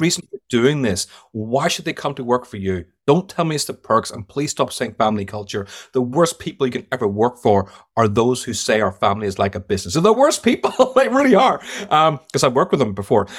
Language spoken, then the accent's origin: English; Ireland; accent: Irish; moved away as an adult; also born or lived in London / United States; now in United Kingdom; I worked 25 years in London, but I grew up in Ireland, so I'm a bit of both.